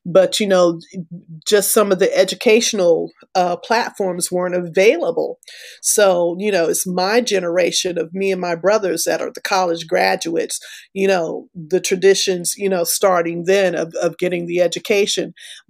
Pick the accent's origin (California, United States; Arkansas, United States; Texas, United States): Texas, United States; also born or lived in Florida / Alabama; I grew up in West Texas. I grew up in Florida. I grew up in Alabama.